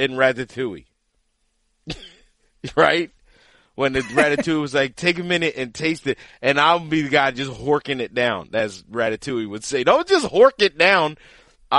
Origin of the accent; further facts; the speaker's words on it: Lancaster, Pennsylvania, United States; I come from Lancaster, Pennsylvania